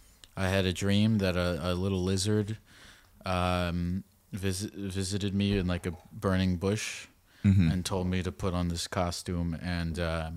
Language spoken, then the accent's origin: English; Baltimore, Maryland, United States; moved away; I was born in Baltimore, Maryland.